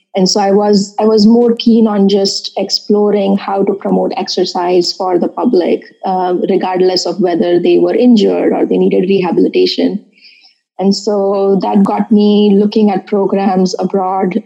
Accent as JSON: {"language": "English", "town": "Mumbai", "region": "Maharashtra", "country": "India", "tie": "born or raised there", "moved": "as an adult", "lives_now": "Urbana-Champaign, United States", "said": "I was born and brought up in Bombay, uh, now Mumbai"}